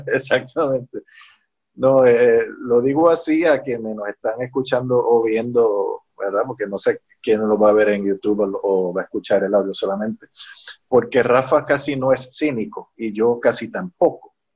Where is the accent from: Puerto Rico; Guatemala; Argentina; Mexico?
Puerto Rico; soy un trompetista de Puerto Rico